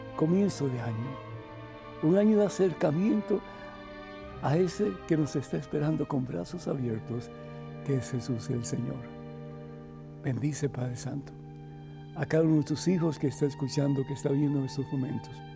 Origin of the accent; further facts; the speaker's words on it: Cuba; moved away; en mi juventud, en mi niñez, cuando estaba en Cuba